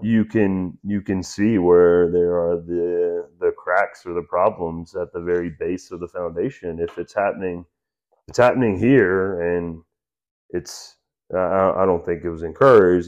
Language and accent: English; United States; as an American